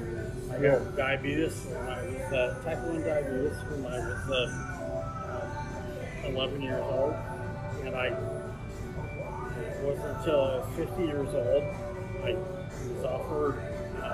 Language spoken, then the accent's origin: English; Hagerstown, United States; I grew up in Hagerstown.